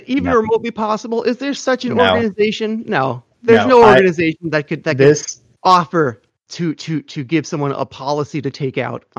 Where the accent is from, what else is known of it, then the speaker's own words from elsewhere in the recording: United States; as an American.